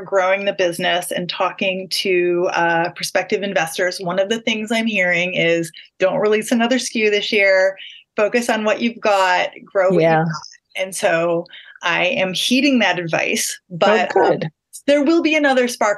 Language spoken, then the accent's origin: English; Michigan, United States; also born or lived in Ashland, Oregon; now in Portland, United States; I lived in Michigan